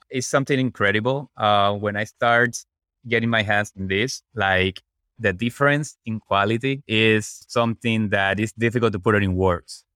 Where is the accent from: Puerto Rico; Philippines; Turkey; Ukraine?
Puerto Rico; moved away as an adult; also born or lived in Washington, D.C.; I'm originally from Puerto Rico, where I become an electrical engineer.